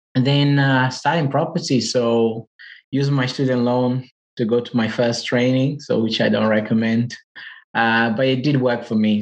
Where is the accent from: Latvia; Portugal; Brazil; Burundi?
Portugal; English is a second language; moved away as an adult; now in United Kingdom; I'm from Portugal, as you can hear from my accent. So, I've been in the UK now for five years